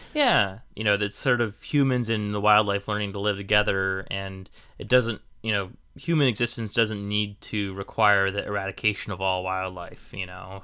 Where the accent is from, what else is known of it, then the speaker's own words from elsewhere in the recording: Portland, Oregon, United States; I grew up in Portland